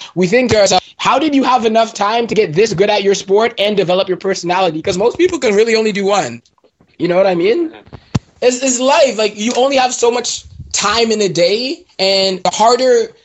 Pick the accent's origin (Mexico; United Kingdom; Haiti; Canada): Canada; Mississauga, Ontario; I grew up in Mississauga.